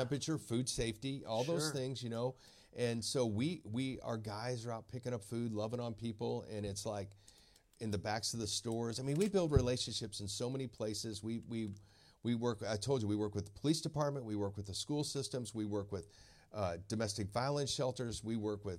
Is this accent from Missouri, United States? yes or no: yes; St. Louis, Missouri, United States; I've never done one in my hometown